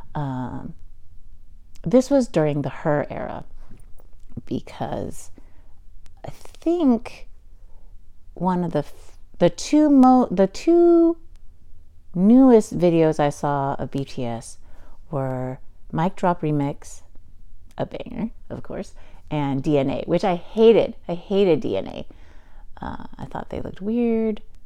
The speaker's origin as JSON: {"language": "English", "country": "United States", "said": "I'm also Chinese American or Taiwanese, Chinese Taiwanese American and um, and being an American"}